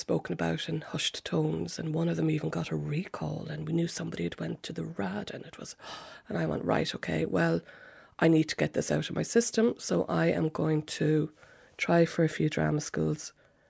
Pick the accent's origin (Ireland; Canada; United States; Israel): Ireland; Cork, Munster; moved away as an adult; also born or lived in Manchester, United Kingdom; now in London, United Kingdom; I'm from Cork.